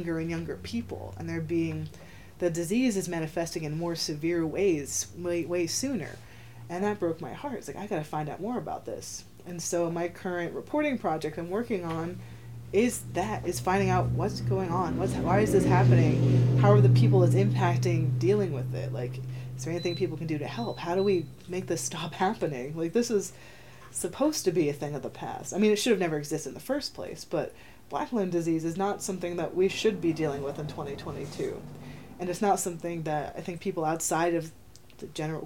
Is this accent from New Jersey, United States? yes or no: yes; New Jersey, United States; I'm from Jersey, but I'm from a really rural area